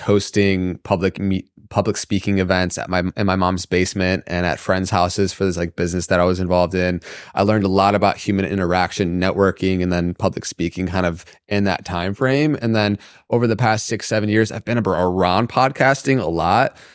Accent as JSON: {"language": "English", "region": "Michigan", "country": "United States", "tie": "born or raised there", "said": "growing up in the Midwest in Michigan"}